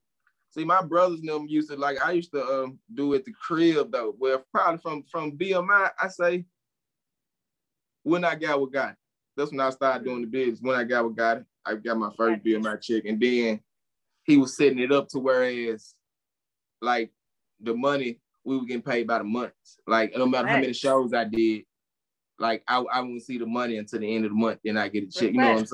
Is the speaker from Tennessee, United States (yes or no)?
yes; Memphis, Tennessee, United States; I'm from North Memphis, dog.